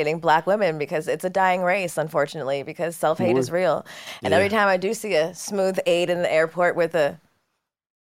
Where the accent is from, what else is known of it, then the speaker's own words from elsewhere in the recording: Los Angeles, California, United States; also born or lived in Atlanta; We are from the Valley